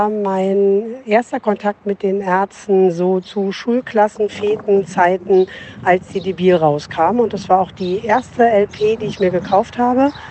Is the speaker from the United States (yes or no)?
yes; Minneapolis, Minnesota, United States; German is a second language; Also hallo … ich komme aus Minneapolis, Minnesota.